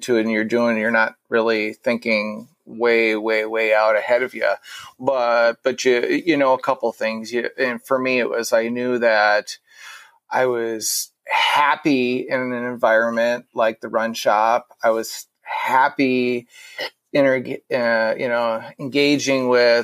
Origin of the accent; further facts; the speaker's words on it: Minnesota, United States; I am born and raised in Minnesota